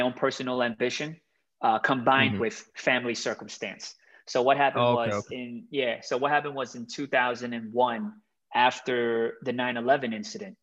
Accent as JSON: {"language": "English", "town": "Miami", "region": "Florida", "country": "United States", "tie": "born or raised there", "moved": "as an adult", "lives_now": "Hong Kong", "said": "I grew up in Miami"}